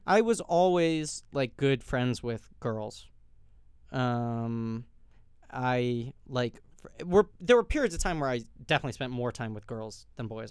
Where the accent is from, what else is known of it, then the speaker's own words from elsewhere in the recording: New York City, New York, United States; I grew up in New York City